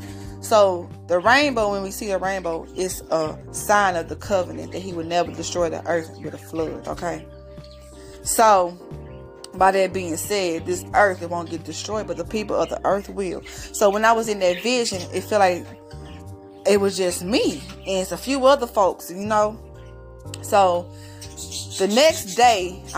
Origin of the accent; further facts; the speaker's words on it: St. Louis, Missouri, United States; I'm from St. Louis, Missouri